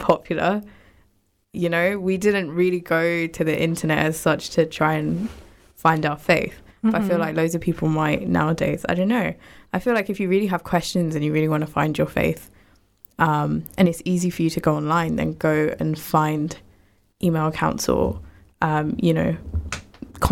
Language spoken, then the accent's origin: English; Luton, East of England, United Kingdom; we grew up in Luton, which is obviously a very, how do I say it? We have a lot of Asians here and a lot of Muslims here as well